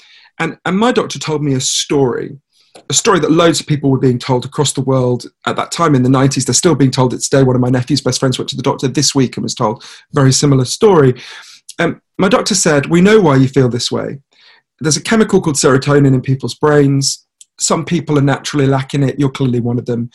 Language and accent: English; United Kingdom; I'm a British journalist